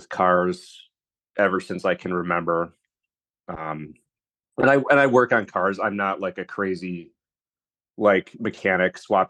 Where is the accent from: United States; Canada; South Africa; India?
United States; Bellaire, Michigan; I grew up in Bel Air, which is like about an hour away from Traverse City. So Traverse City is like the closest big city.